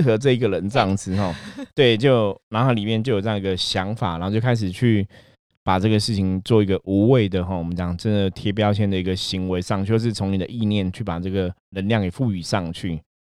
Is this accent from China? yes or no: no; Taiwan; 我们土生土长在台湾的话，其实是我们当初接触的最多的还是佛道教信仰嘛